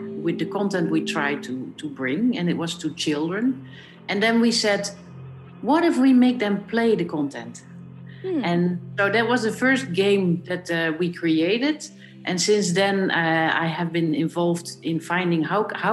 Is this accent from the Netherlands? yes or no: yes; Netherlands; I'm born in Holland